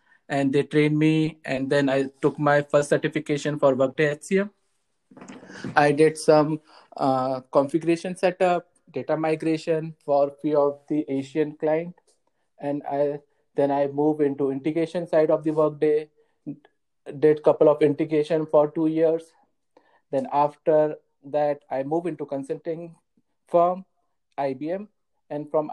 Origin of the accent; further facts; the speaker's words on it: India; moved away as an adult; now in Atlanta, United States; I am from India, currently in Atlanta, Georgia, from last couple of year.